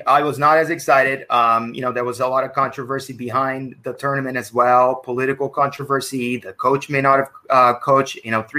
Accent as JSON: {"language": "English", "country": "United States", "said": "as an American, you know, I love having the summer filled with soccer."}